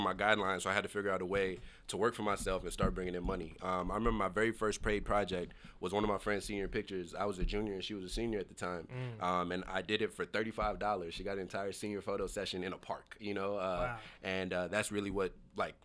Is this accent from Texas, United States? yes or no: yes; Arlington, Texas, United States; moved away as an adult; also born or lived in Lagos, Nigeria / Lubbock, Texas; now in Seattle, United States; I moved to Dallas, Texas at a very young age. Actually, Arlington, Texas.